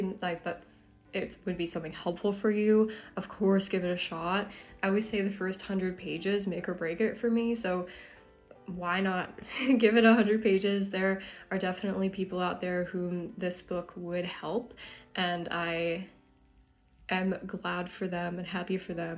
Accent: Tucson, Arizona, United States; moved away; my hometown, Tucson, Arizona

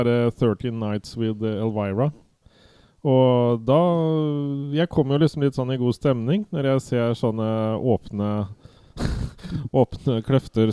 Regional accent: Viken, Norway; accent: Viken dialect; min Viken-dialekt

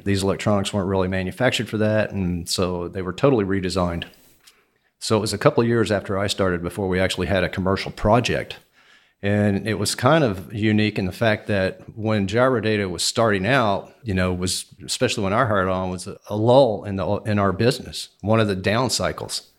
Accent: Houston, Texas, United States; I was born and raised in Houston, Texas.

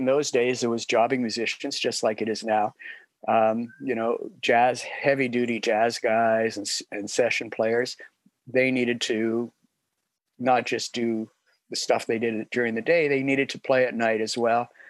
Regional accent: Toronto, Ontario, Canada; now in Niagara-on-the-Lake, Canada; I grew up in Toronto

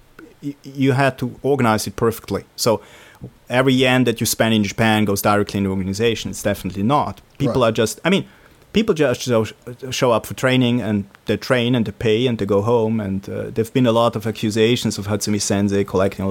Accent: Switzerland; English is a second language; I'm from Switzerland, that's like... in Europe, in the center

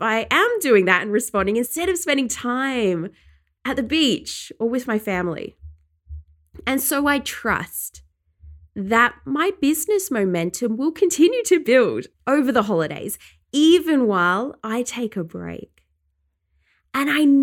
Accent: England, United Kingdom; now in Australia; where I grew up in England

